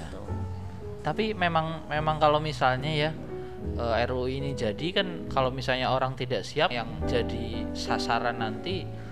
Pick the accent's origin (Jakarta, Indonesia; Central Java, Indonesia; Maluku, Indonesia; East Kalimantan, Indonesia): Central Java, Indonesia; Kendal; kotaku kendal